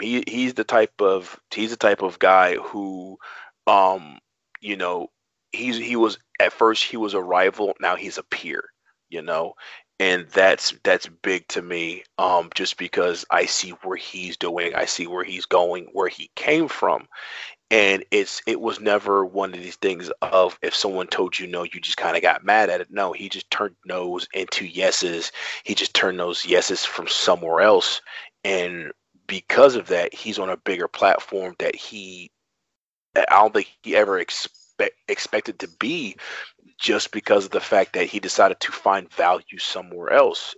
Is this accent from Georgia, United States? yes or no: yes; Atlanta, Georgia, United States; moved away as an adult; also born or lived in New York; now in Baltimore, United States; I'm from Atlanta. Actually, I'm from New York, but I kind of lived Atlanta my entire life. So that's kind of I always claim Atlanta.